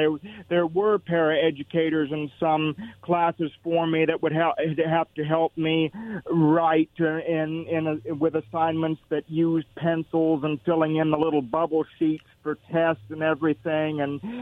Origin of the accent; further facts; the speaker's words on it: Kennewick, Washington, United States; I'm from Kennewick, so I'm not from Richland